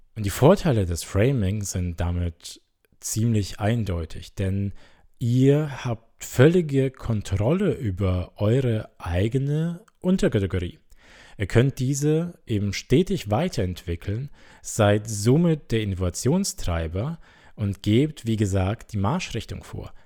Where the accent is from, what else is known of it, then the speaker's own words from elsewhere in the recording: Germany; Bei uns in Deutschland